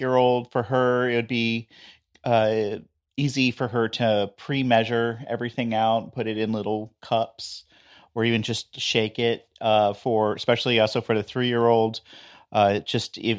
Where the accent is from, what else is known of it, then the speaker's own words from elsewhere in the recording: New York, United States; In my family, we're from New York